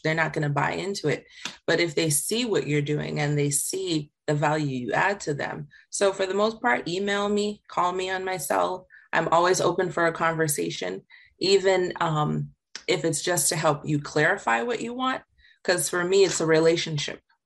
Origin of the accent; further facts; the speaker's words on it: Jamaica; I grew up in Jamaica